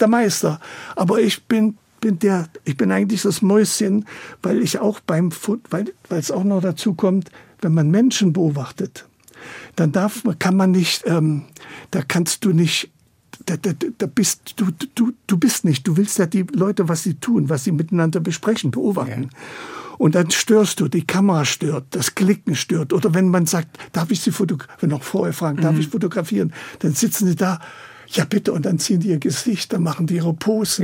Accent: Chemnitz, Saxony, Germany; also born or lived in Italy; now in Berlin, Germany; ich bin in Chemnitz geboren

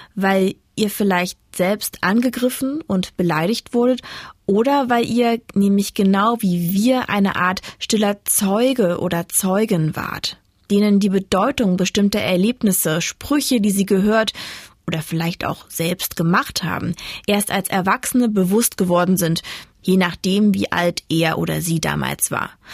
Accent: Dessau-Roßlau, Saxony-Anhalt, Germany; Er und ich sind nur ein halbes Jahr nacheinander in Sachsen-Anhalt geboren. Wir sind beide auch in Sachsen-Anhalt aufgewachsen

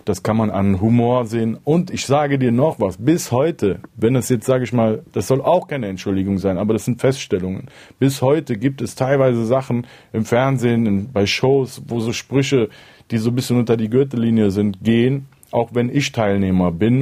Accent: Cologne, North Rhine-Westphalia, Germany; ich definiere mich eigentlich als Rapper und danach eher wahrscheinlich als Kölner und irgendwann kommt dann Türke

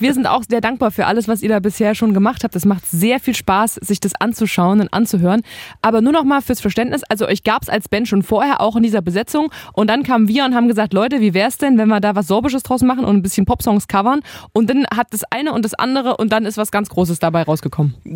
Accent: Halle, Saxony-Anhalt, Germany; ich komme aus Heide Nord. Das ist hier in Halle eine Plattenbausiedlung

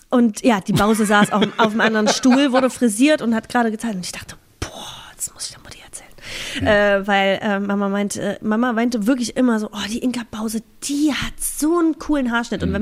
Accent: Halberstadt, Saxony-Anhalt, Germany; moved away; also born or lived in Berlin / Hamburg; in Halberstadt bin ich geboren. Das, also der Harz, der Hü, äh, und Halberstadt, das ist immer meine Heimat.

